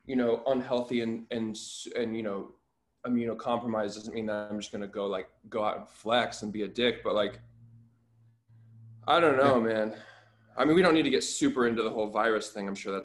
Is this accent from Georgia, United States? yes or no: no; Anchorage, Alaska, United States; I'm from Alaska.